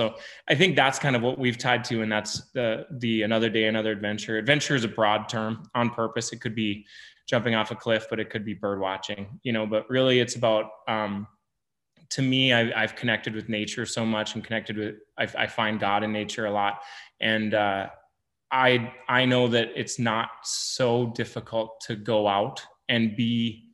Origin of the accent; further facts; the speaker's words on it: Lake Sakakawea, North Dakota, United States; I grew up around Lake Sakakawea Reservoir on the Missouri River